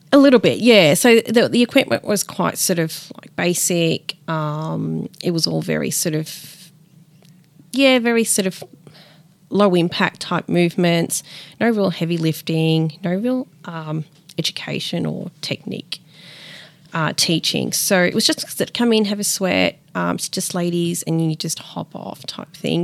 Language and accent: English; Melbourne, Victoria, Australia; also born or lived in Peru; I grew up in Melbourne, Richmond